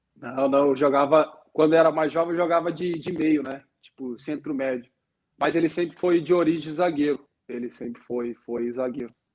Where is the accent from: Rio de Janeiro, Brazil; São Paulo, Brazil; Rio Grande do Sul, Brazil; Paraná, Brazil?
Rio Grande do Sul, Brazil; Porto Alegre; eu sou gaúcho, meu irmão também, nós somos, somos gaúcho uh, de Porto Alegre